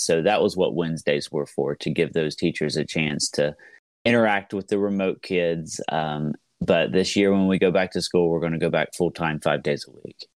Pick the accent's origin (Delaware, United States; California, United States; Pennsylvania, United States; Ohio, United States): Ohio, United States; Southeast; I am from Southeast Ohio, uh, uh, which is a very rural area